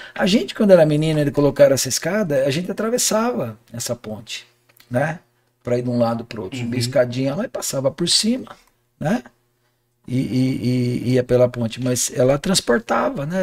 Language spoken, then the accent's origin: Portuguese; Jundiaí, São Paulo, Brazil; eu sou da região da Vila Rio Branco